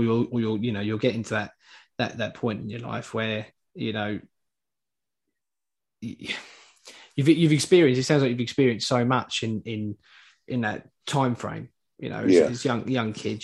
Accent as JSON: {"language": "English", "region": "London", "country": "United Kingdom", "moved": "yes", "lives_now": "Essex, United Kingdom", "said": "I'm from Hackney originally, but I live in Essex now."}